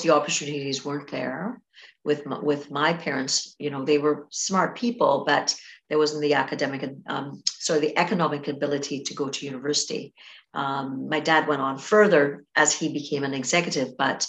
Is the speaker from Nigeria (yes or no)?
no; Trinidad & Tobago; I grew up in Trinidad and Tobago, so I grew up on an island